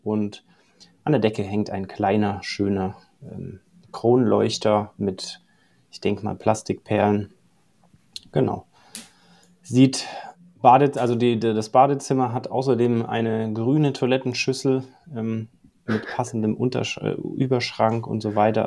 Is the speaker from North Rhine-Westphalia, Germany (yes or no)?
no; Allgäu, Bavaria, Germany; moved away as an adult; also born or lived in Dubai / Mallorca / Australia; Ich bin geboren im Allgäu, aufgewachsen hier, bin dann eine Zeit im Ausland gewesen